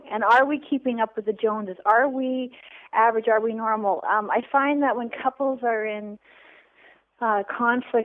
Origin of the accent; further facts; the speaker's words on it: Canada; also born or lived in San Francisco; I am from Canada. I'm Canadian.